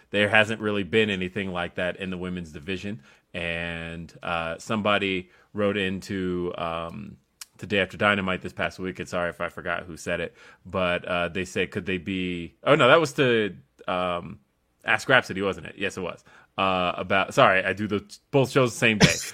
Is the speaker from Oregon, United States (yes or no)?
no; Aurora, Colorado, United States; it takes me, like, twenty minutes to get to Denver